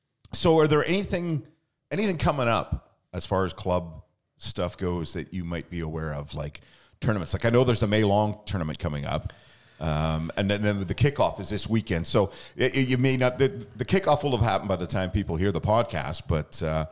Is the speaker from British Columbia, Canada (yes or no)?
yes; British Columbia, Canada; I remember that when I was younger, growing up in the Lower Mainland, it was definitely ride your bike to the park to play